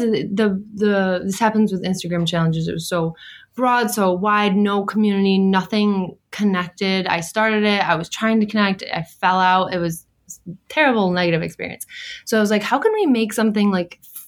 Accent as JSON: {"language": "English", "town": "Syracuse", "region": "New York", "country": "United States", "moved": "as an adult", "lives_now": "Long Island, United States", "said": "We're from originally from Syracuse, New York, and we made our way down to Long Island in 2016"}